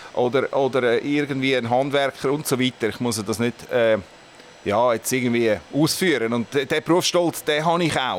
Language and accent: German; Winterthur, Zurich, Switzerland; ich bin in Brühlberg aufgewachsen